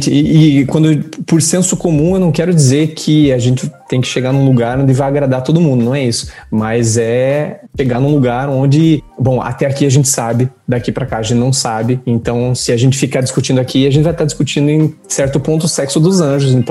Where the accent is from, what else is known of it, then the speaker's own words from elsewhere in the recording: Curitiba, Paraná, Brazil; moved away as an adult; now in Paris, France; Eu sou, antes de mais nada, sou curitibano.